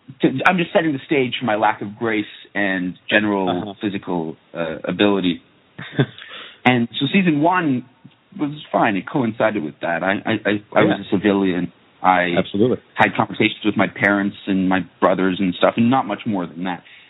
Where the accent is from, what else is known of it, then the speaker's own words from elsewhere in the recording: Toronto, Ontario, Canada; now in Japan; I'm from Toronto